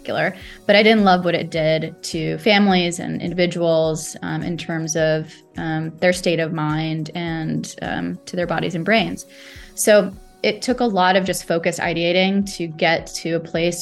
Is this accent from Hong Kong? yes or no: no; Saudi Arabia; moved away; I grew up in Saudi Arabia